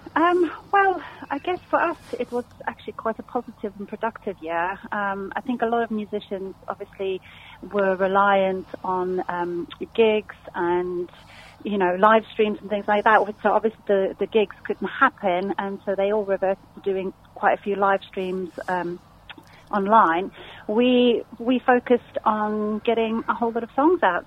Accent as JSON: {"language": "English", "country": "South Africa", "moved": "as an adult", "lives_now": "Surrey, United Kingdom", "said": "I'm originally from South Africa about 20 years ago"}